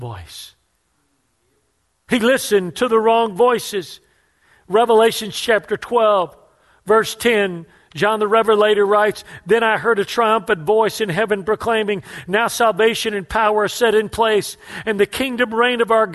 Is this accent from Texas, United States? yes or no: yes; Houston, Texas, United States; I grew up poor in the Mexican ghetto of Houston